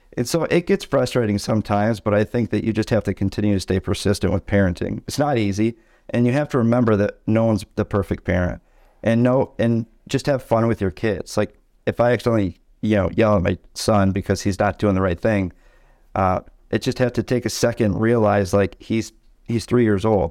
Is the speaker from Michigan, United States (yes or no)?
yes; Tawas City, Michigan, United States; right now we're in Tawas, Michigan. It's where I was born and raised